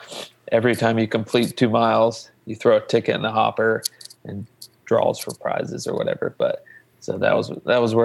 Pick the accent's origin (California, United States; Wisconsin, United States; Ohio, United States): Ohio, United States; Logan; I actually grew up in Southern Ohio. Mm. Obviously before I was running, I grew up in Logan.